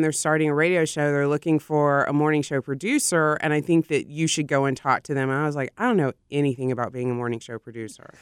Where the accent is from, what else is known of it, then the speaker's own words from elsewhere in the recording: Austin, Texas, United States; I grew up in Austin